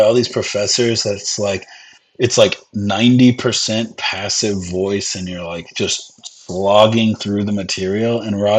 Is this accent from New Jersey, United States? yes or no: no; Texas, United States; I'm from Texas.